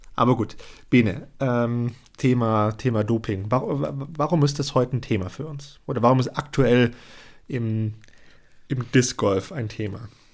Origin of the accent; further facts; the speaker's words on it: Germany; bei uns in Deutschland